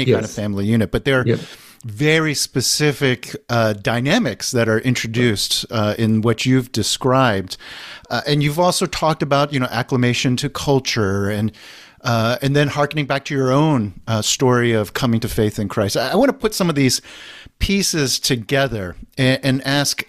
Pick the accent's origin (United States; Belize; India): United States; My parents immigrated from Korea. I was born in the States